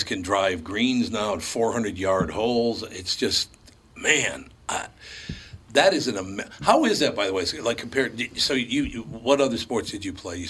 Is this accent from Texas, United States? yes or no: no; Minneapolis, Minnesota, United States; growing up in North Minneapolis, of the 40 guys in my class, 6 of us are still alive.